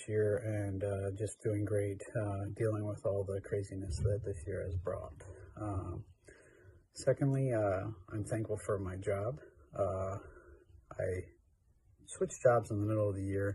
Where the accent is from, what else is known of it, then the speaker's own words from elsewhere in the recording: New York, Pennsylvania, United States; I'm from New York, PA